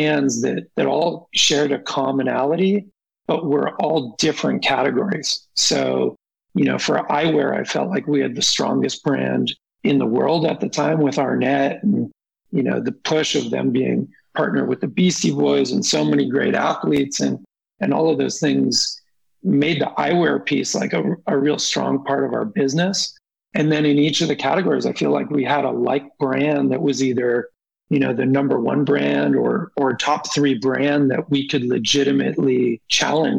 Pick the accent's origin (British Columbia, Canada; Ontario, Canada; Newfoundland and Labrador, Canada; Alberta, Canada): Ontario, Canada; Toronto; now in California, United States; I was born in Toronto, Ontario, Canada